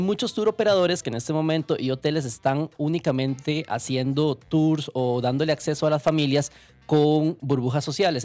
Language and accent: Spanish; Costa Rica; Como costarricenses